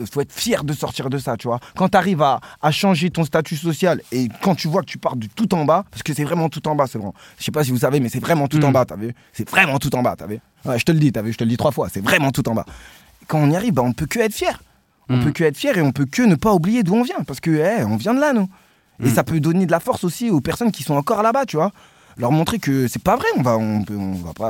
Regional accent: Sevran, Île-de-France, France; on vient de Sevran.

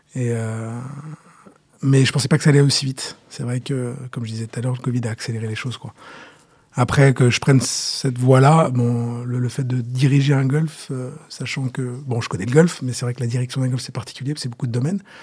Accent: Saint-Nom-la-Bretèche, Île-de-France, France; j'ai, j'ai grandi et je suis né à Saint-Nom-la-Bretèche

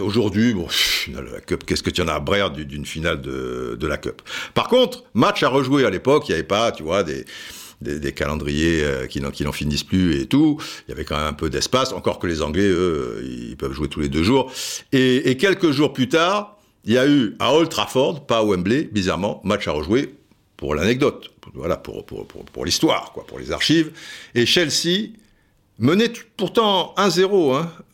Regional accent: Cannes, Provence-Alpes-Côte d'Azur, France; also born or lived in Antibes; je suis de Cannes, en plus, j'ai été au lycée à Antibes

